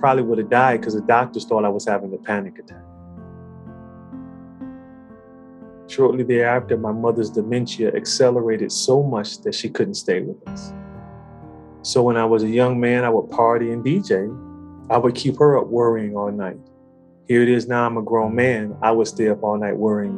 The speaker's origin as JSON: {"language": "English", "town": "Detroit", "region": "Michigan", "country": "United States", "tie": "born or raised there", "said": "I grew up in Detroit, born and raised"}